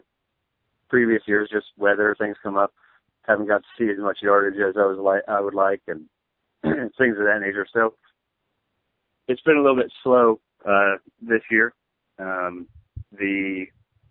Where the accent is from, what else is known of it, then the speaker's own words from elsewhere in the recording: Ohio, United States; I'm from Ohio